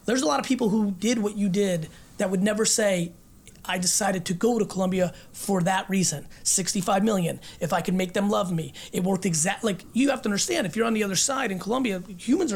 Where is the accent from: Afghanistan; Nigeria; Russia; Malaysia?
Russia; moved away; I was born in Russia and lived in a studio apartment with this many family members